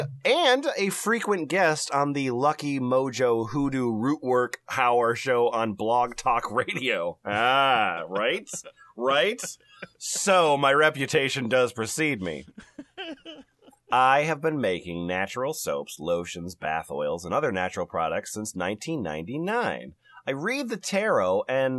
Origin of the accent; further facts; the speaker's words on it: Nashville, Tennessee, United States; from Nashville, Tennessee.